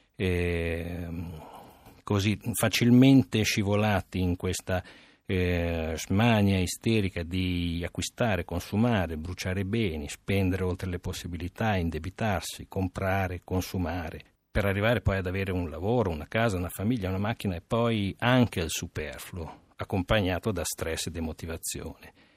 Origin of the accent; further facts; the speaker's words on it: Romania; now in Italy; da romeno